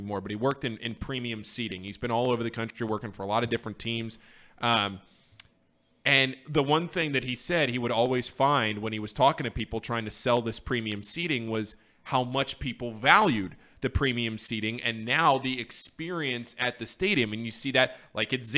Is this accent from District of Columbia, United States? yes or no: yes; Washington, District of Columbia, United States; moved away as an adult; also born or lived in Virginia; now in Cincinnati, United States; my hometown, DC United